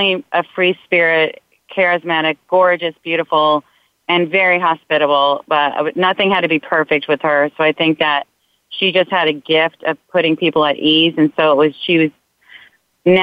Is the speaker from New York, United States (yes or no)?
yes; New York, United States; I'm Italian, I'm from New York